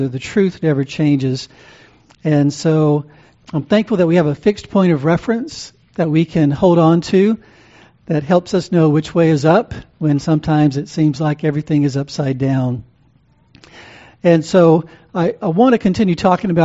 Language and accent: English; the South, United States; also born or lived in Louisiana; I grew up in the South. My dad was from Mississippi